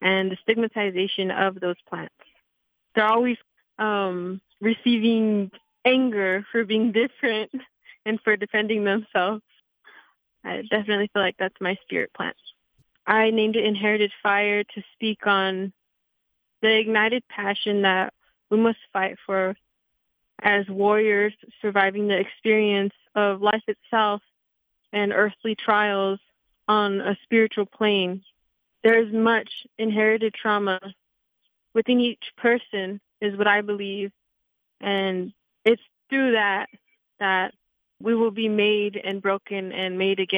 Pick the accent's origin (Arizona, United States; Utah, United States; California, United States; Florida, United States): Arizona, United States; Eloy; now in Tucson, United States; I'm from a very rural town. I'm from Eloy, Arizona